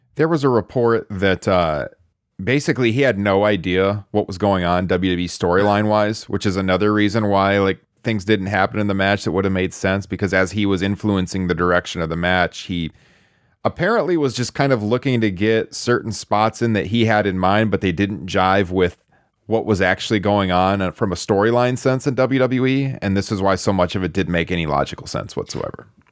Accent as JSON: {"language": "English", "region": "Iowa", "country": "United States"}